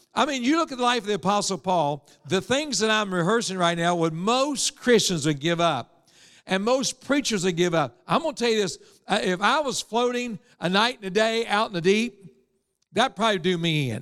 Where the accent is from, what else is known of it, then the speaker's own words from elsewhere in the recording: Evans, West Virginia, United States; I was raised in Evans, West Virginia